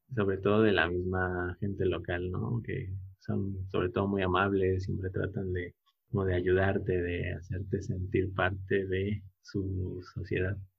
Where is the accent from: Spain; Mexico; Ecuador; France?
Mexico; Puebla; moved away as an adult; also born or lived in Indonesia; now in Oaxaca, Mexico; soy originario de Puebla